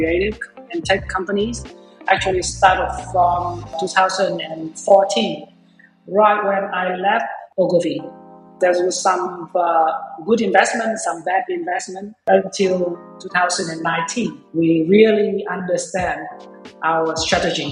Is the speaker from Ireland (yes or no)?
no; Vietnam; I was born and raised in Vietnam